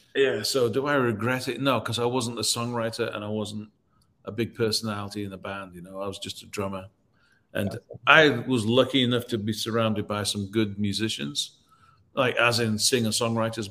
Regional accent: Leeds, Yorkshire and the Humber, United Kingdom; now in Nashville, United States; I grew up in Leeds, which is the north of England

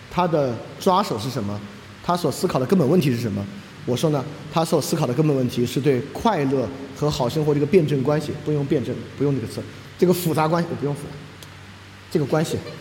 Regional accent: China; 我也是中国人

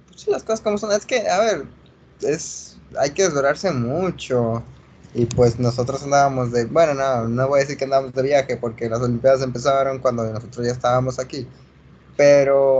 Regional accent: Mexico; also born or lived in Spain; nos hemos criado en México, así que nos sentimos mexicanos

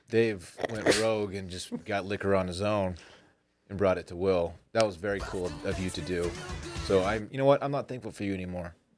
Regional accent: Austin, Texas, United States; I was born in Seton Hospital right here in Austin, Texas

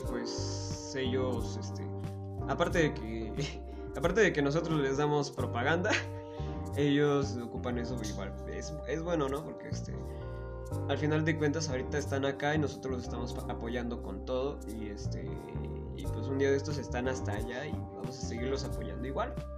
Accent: Chiautempan, Tlaxcala, Mexico; nosotros somos de Chautempan

